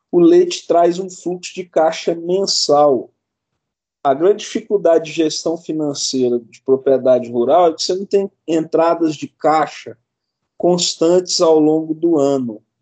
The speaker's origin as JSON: {"language": "Portuguese", "town": "Monte Carmelo", "region": "Minas Gerais", "country": "Brazil", "said": "Eu sou mineiro, sou de, de uma cidade do interior de Minas chamada Monte Carmelo"}